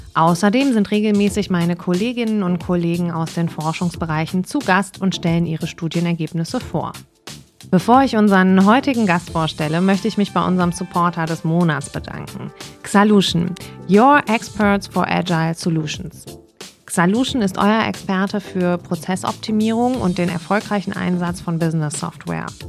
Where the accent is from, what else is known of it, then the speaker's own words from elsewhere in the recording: Cologne, North Rhine-Westphalia, Germany; Ich komme aus Nippes